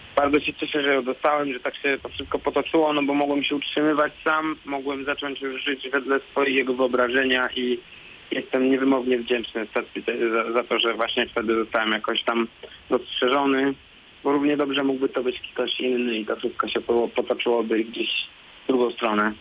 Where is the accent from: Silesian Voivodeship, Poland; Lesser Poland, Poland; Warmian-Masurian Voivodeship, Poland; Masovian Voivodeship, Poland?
Masovian Voivodeship, Poland; Warsaw; also born or lived in Łódź; ja jestem warszawiakiem